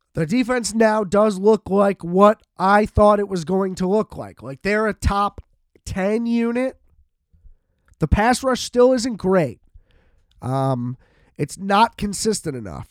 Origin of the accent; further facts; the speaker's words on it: United States; as an American